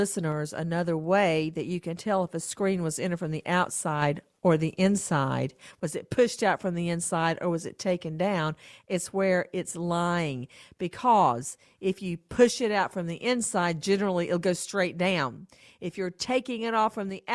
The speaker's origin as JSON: {"language": "English", "area": "Bibb County", "region": "Georgia", "country": "United States", "tie": "born or raised there", "moved": "yes", "said": "I grew up in Bibb County."}